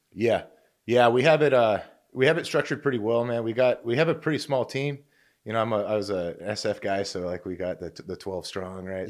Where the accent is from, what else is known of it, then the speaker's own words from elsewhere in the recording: Oregon, United States; also born or lived in Fort Campbell, Kentucky; now in California, United States; I'm actually a West Coaster originally. I'm from Oregon, so we're out here in California